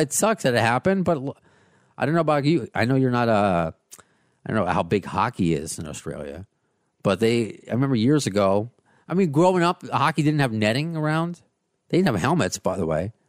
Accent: United States; the American

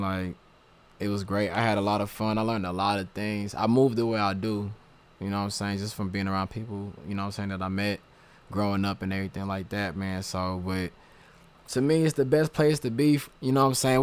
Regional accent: the South, United States; I'm from the South

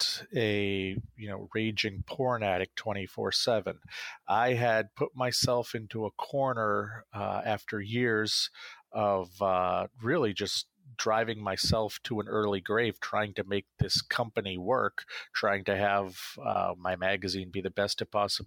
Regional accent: Central Maine, United States; I was a local politician in my hometown. I served on my city council. I launched a film festival in Central Maine

